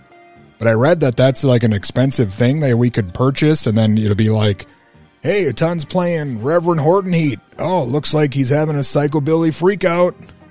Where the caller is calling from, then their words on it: Mankato, Minnesota, United States; I am calling from Mankato.